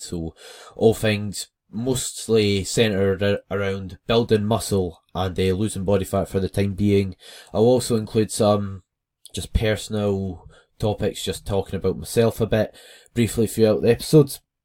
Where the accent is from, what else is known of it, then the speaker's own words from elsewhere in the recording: West Lothian, Scotland, United Kingdom; I am from West Lothian, which is somewhere in Scotland